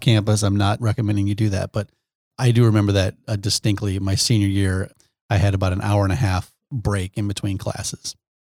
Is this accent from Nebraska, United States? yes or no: yes; Omaha, Nebraska, United States; I grew up in Omaha.